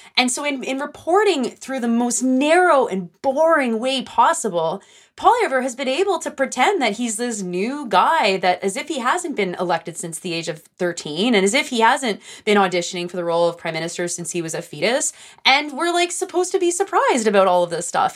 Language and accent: English; Greenbelt, Ontario, Canada; I grew up actually basically in the Green Belt